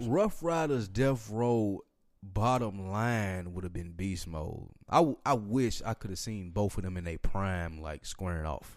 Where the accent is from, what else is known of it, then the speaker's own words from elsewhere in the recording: Nashville, Tennessee, United States; I'm from Nashville, Tennessee, and I grew up on …